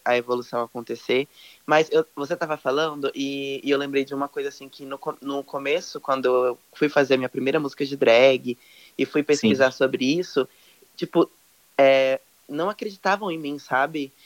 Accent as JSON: {"language": "Portuguese", "town": "Olímpia", "region": "São Paulo", "country": "Brazil", "tie": "born or raised there", "moved": "yes", "lives_now": "São José do Rio Preto, Brazil", "said": "atualmente moro em São José do Rio Preto, interior de São Paulo, mas eu nasci uhum. no Olímpia"}